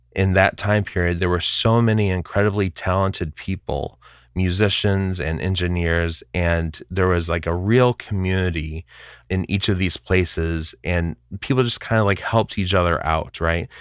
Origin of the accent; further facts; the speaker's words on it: Kankakee, Illinois, United States; now in Bedford, Massachusetts, United States; I grew up just outside of Chicago in a town called Kankakee, Illinois